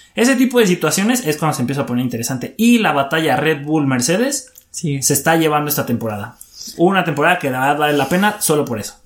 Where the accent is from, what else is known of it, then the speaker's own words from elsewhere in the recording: Mexico; somos mexicanos y nos sentimos orgullosos